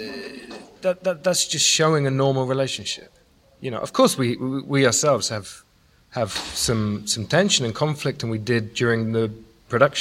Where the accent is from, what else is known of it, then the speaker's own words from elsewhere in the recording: United Kingdom; now in Ethiopia; being British and living in Ethiopia